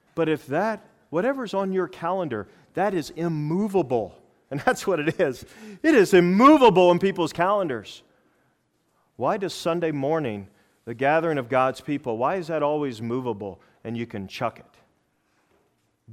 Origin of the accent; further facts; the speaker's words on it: United States; I'm from America